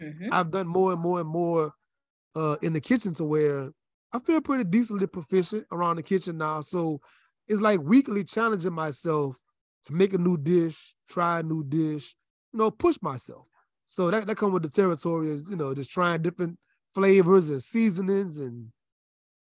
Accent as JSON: {"language": "English", "region": "Louisiana", "country": "United States", "moved": "as an adult", "said": "I'm from Louisiana"}